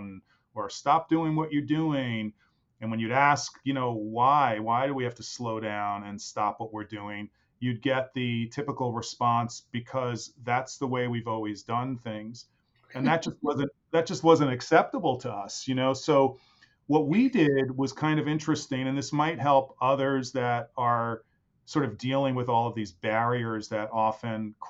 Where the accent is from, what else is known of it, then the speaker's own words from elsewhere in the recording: New York City, New York, United States; I am from New York City. That's where I was born and raised